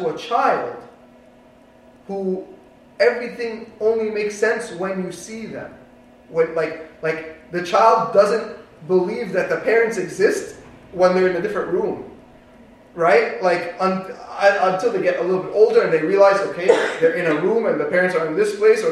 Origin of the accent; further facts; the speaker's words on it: East Coast, United States; moved away; I grew up with in the East Coast